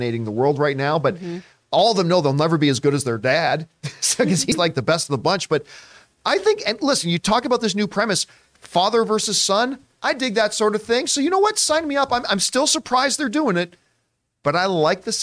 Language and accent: English; Canada; as a Canadian